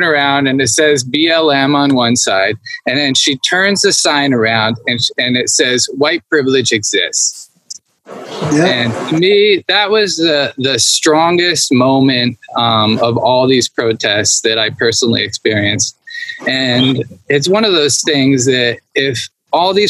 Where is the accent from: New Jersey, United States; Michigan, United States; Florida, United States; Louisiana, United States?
New Jersey, United States; Wayne; now in California, United States; growing up in New Jersey, I lived in like a white town, a white suburb in New Jersey